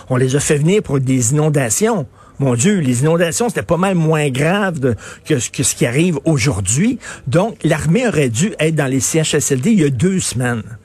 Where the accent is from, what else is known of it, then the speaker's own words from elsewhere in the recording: Canada; je suis canadien